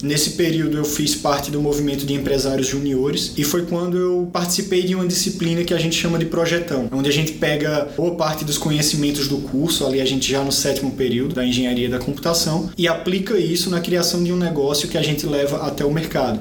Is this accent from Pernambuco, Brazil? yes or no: yes; Caruaru, Pernambuco, Brazil; moved away as an adult; also born or lived in Recife / Florianópolis / São Paulo; Eu vim do interior de Pernambuco, de uma cidade chamada Caruaru, e quando eu me mudei para a capital, Recife, eu fui estudar engenharia da computação